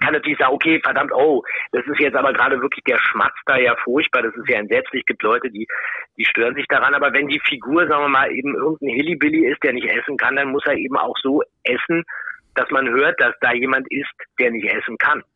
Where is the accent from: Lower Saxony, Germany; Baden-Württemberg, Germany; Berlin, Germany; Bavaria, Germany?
Berlin, Germany; ich komme auch aus Berlin